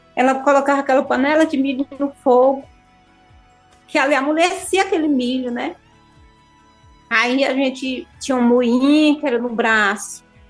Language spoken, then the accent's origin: Portuguese; Crateús, Ceará, Brazil; also born or lived in Serra (birthplace) / near Nova Russas, Ceará; eu sou de Crateús